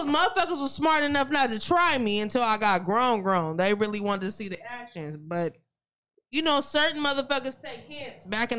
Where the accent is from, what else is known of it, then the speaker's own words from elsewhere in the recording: Stockton, California, United States; also born or lived in Sacramento, California; I'm from Stockton, California.